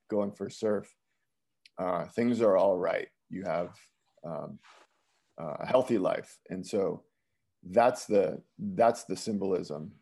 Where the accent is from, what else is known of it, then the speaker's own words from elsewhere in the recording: Bergen County, New Jersey, United States; moved away; also born or lived in Westwood, New Jersey / Woodcliff Lake, New Jersey / Midwest; I grew up in Bergen County, New Jersey